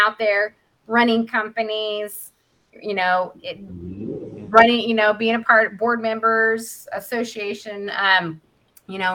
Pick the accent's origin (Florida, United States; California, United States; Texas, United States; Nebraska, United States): Nebraska, United States; We're from Nebraska